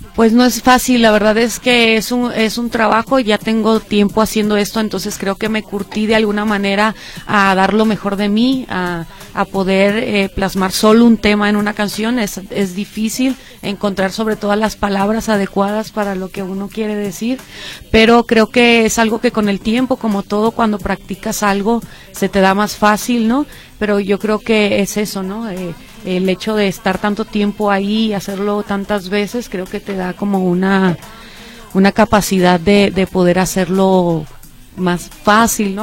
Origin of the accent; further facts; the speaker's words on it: Monclova, Coahuila, Mexico; now in Jalisco, Mexico; nací en la ciudad de Monclova, Coahuila pero ya tengo mucho tiempo radicando acá en Jalisco